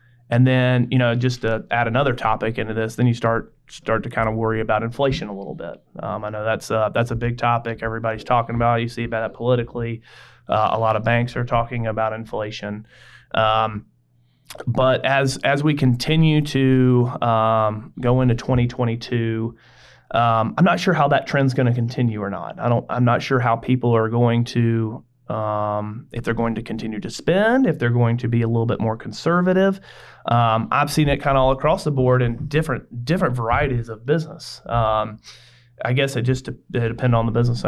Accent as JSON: {"language": "English", "town": "Greenville", "region": "South Carolina", "country": "United States", "tie": "born or raised there", "said": "I went to Greenville High. So I was in the downtown area, and I graduated Greenville High in 2005"}